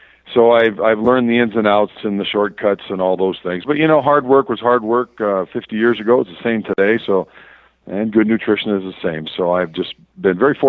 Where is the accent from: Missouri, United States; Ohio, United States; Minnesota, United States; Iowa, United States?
Minnesota, United States; Verndale; moved away as an adult; also born or lived in Kansas / South Carolina / Southern California; now in New Mexico, United States; I actually am from northern Minnesota, a little farming community called Verndale. My hometown is 400 folks